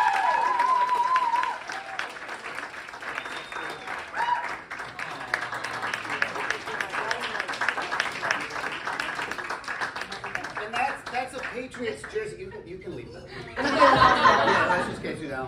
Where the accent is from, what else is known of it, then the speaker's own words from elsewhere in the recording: a town north of Boston, New England, Massachusetts, United States; I'm from New England, just a town north of Boston, and we used to have in the summertime blueberries that grew everywhere